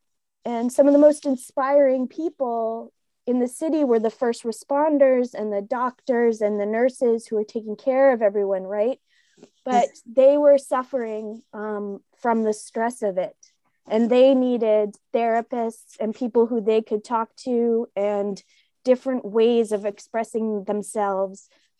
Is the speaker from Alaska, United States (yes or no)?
no; Portland, Maine, United States; moved away; also born or lived in New York City, United States / Westbrook, Maine; Where am I originally from? Here, Portland, Maine.